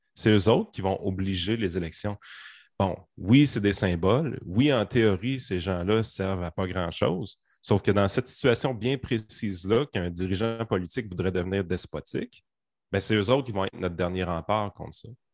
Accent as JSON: {"language": "French", "region": "Quebec", "country": "Canada", "said": "on est québécois"}